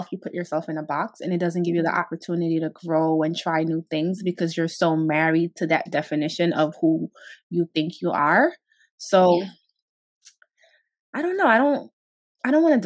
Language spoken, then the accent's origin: English; Guinea; now in Brooklyn, United States; I'm originally from Guinea, West Africa